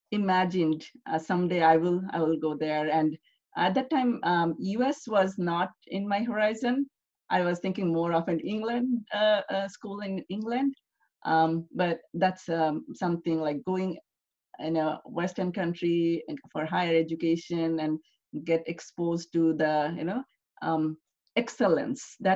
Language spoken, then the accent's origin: English; Bangladesh; English is a second language; I was I grew up in a middle clas